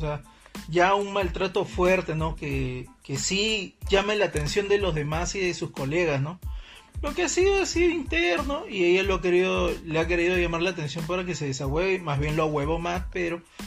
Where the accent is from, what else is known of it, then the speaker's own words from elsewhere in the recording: Peru; así somos los peruanos